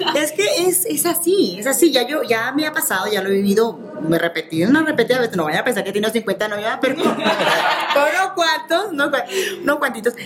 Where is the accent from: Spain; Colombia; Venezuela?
Venezuela; yo soy venezolana